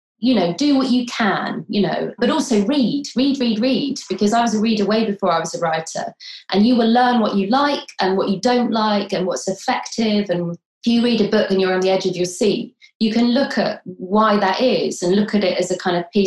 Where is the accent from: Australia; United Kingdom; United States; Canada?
United Kingdom; London; moved away; I was born in London